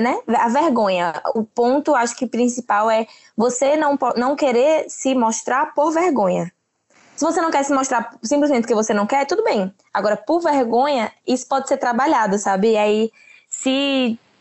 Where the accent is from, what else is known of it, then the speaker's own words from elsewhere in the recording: Aracaju, Sergipe, Brazil; sou de Sergipe, Aracaju